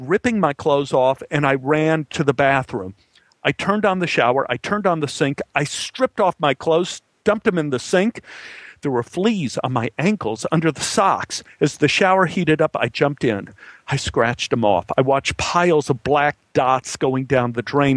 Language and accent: English; Dallas, Texas, United States; born or raised there